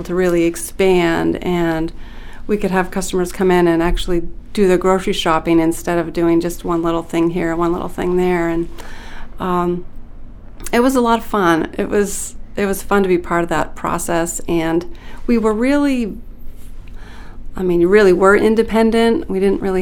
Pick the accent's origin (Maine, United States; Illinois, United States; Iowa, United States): Maine, United States; Limestone; I grew up in Limestone in Aroostook County, and my father was a potato farmer